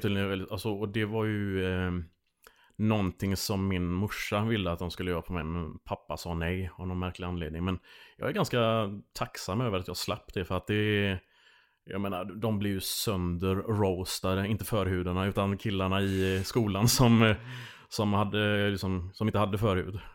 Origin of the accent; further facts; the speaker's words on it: Landvetter, Västra Götaland, Sweden; moved away as an adult; Jag är uppvuxen i Landvetter